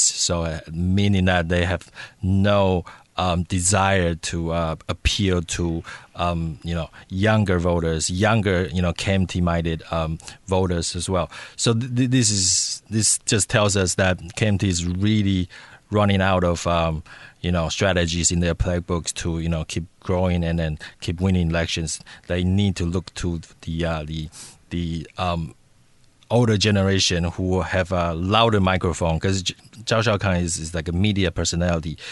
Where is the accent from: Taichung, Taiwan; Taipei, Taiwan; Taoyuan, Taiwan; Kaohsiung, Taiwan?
Taipei, Taiwan; moved away as an adult; also born or lived in United States; when I was a teenager growing up in Taipei.